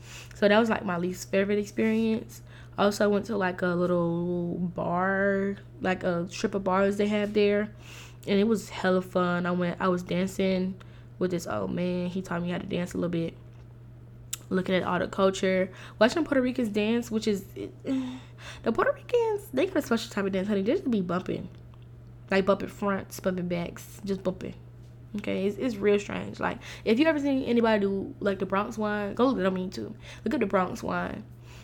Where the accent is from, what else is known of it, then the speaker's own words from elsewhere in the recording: St. Lucia; I am a West Indian. I'm Saint Lucian